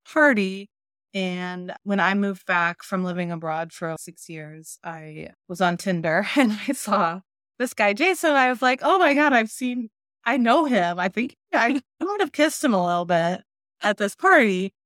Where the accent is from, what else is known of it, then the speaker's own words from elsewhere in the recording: St. Louis, Missouri, United States; We're both from Saint Louis